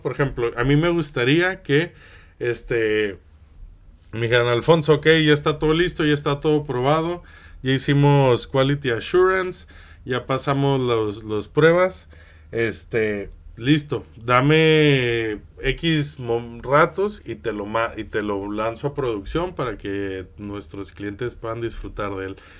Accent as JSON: {"language": "Spanish", "country": "Mexico", "also_born_or_lived": "Spain", "moved": "yes", "said": "tú sabes que yo viví en España muchos años y que soy de México."}